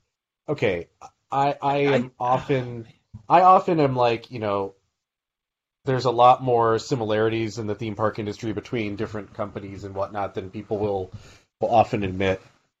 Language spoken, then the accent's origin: English; United States; also born or lived in Midwestern United States; as an American